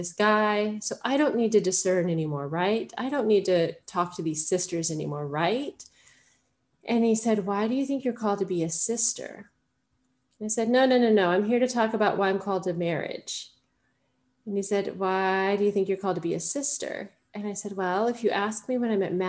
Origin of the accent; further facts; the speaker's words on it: Colorado, United States; moved away as an adult; also born or lived in Texas / Nashville, Tennessee; now in Vancouver, Canada; my home state of Colorado